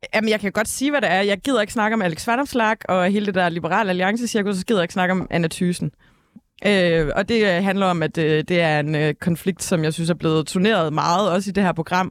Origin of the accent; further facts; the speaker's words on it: Ølgod, Southern Denmark, Denmark; Ølgod, hvor jeg kommer fra